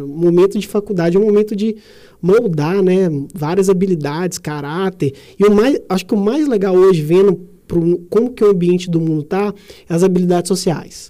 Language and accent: Portuguese; Sete Lagoas, Minas Gerais, Brazil; also born or lived in São Paulo; Nasci em Sete Lagoas, tenho 32 anos